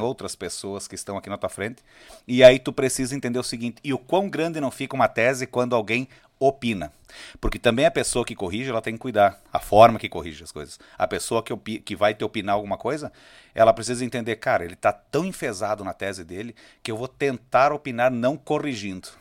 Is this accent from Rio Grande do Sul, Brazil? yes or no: yes; Caxias do Sul, Rio Grande do Sul, Brazil; also born or lived in Serafina Correia; eu sou natural de Serafina Correia e me criei em Caxias do Sul